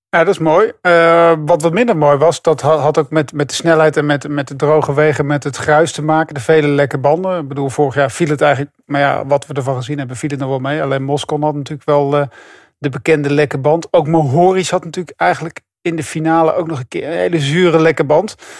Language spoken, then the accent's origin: Dutch; Netherlands; ik als Nederlander